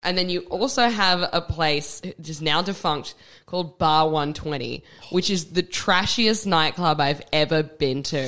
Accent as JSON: {"language": "English", "town": "Perth", "region": "Western Australia", "country": "Australia", "tie": "born or raised there", "also_born_or_lived": "Darwin / Alice Springs", "said": "I was born in Darwin. Uh, moved to Alice Springs, and then when I was four, moved to Perth, we moved to Scarborough"}